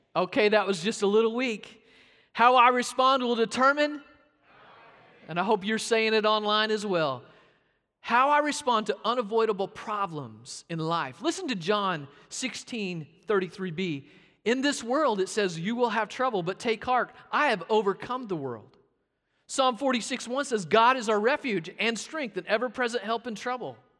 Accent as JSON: {"language": "English", "region": "Arkansas", "country": "United States", "tie": "born or raised there", "said": "Growing up in Arkansas"}